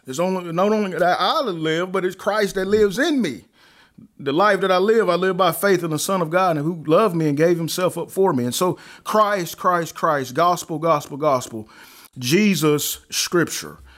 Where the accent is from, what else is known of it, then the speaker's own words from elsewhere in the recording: Alabama, United States; also born or lived in Chicago, Illinois; now in North Carolina, United States; I actually was born in Chicago and, uh, raised in Alabama